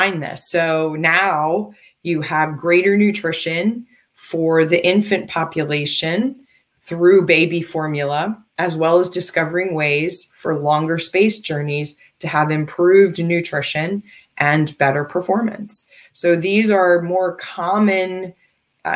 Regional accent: United States; I'm American. And I've lived most of my life here

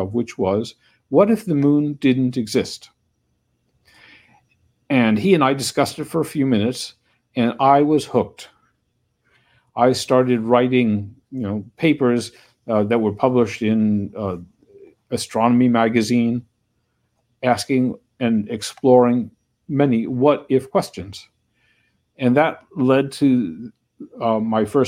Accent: New York, United States; moved away as an adult; also born or lived in Westchester County, New York / Cardiff, Wales; now in Orono, Maine, United States; I grew up in New York, in the city and in Westchester County

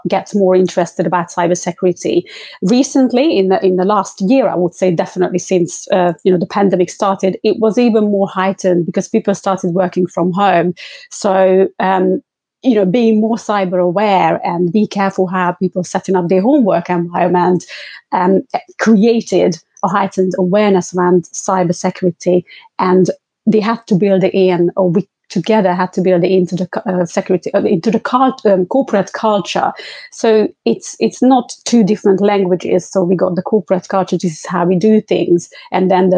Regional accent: London, United Kingdom; I'm from London

